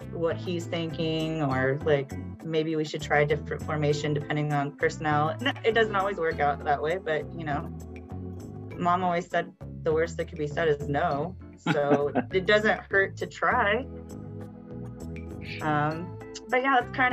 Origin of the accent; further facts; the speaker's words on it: Hannibal, Missouri, United States; this kid from the Midwest, a small town. I'm from Hannibal, which is right across the river